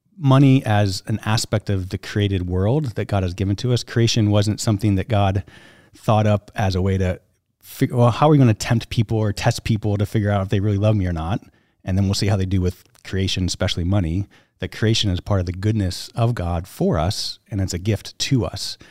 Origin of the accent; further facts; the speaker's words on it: upstate New York, United States; also born or lived in Southern California; grew up in New York, graduated high school, and went to college in Rochester, New York